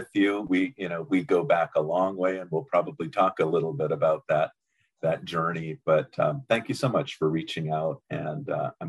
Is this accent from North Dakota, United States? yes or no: yes; Fort Berthold Indian Reservation, Western North Dakota, United States; moved away; I come from the Fort Berthold Indian Reservation in Western North Dakota. I grew up there, loved to return, see friends, family, though I had not lived there for a number of years.